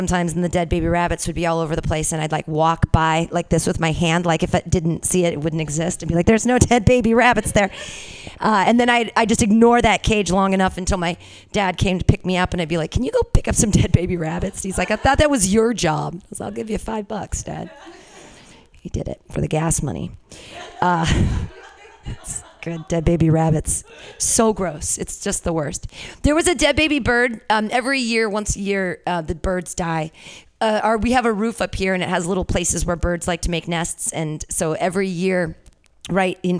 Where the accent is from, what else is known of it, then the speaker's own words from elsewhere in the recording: Danville, California, United States; I grew up around there. I grew up in Danville